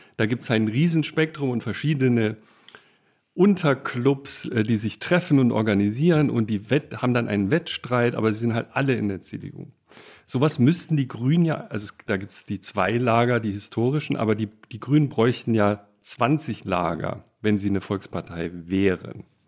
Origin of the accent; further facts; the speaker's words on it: Baden-Württemberg, Germany; moved away; Ich bin in Baden geboren